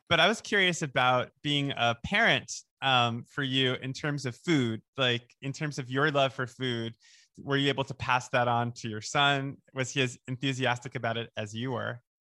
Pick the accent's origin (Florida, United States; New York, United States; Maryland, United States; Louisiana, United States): New York, United States; Oceanside; I grew up in Oceanside